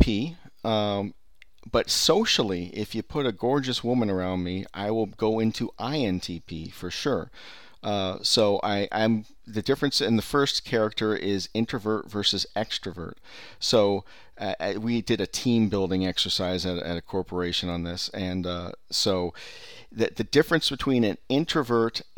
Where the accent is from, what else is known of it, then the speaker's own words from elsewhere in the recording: Bay Area, California, United States; I'm from from the Bay Area